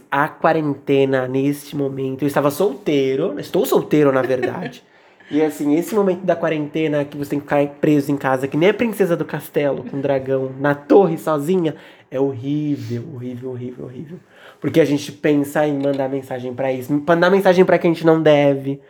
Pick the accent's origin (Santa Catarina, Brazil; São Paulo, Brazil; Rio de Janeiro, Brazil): São Paulo, Brazil; a gente cresceu, tipo, muito longe do centro